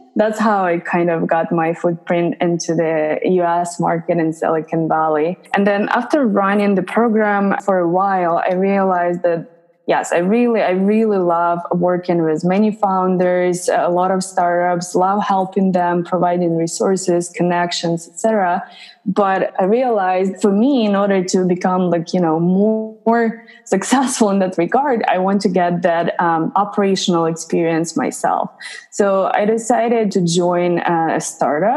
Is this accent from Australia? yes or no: no; Ukraine; moved away as an adult; also born or lived in Bay Area; I'm originally from Ukraine